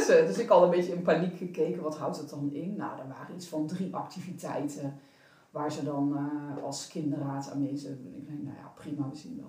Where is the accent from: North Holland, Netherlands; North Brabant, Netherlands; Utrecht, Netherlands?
North Brabant, Netherlands; Ik kom uit Brabant